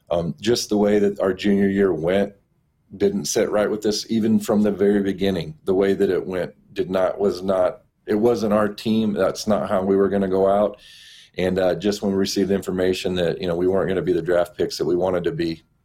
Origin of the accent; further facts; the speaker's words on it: Orlando, Florida, United States; I grew up in Orlando. I lived there for about 7 years in the mid-'80s.